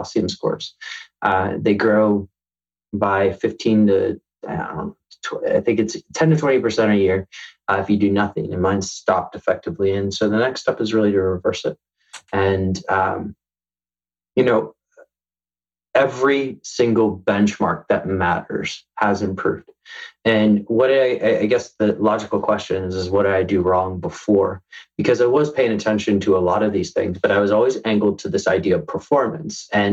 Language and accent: English; United States; I'm American, I have my passport